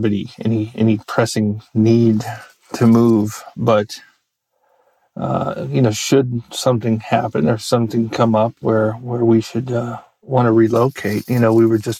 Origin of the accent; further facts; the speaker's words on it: United States; also born or lived in Virginia; I grew up in Maryland and Virginia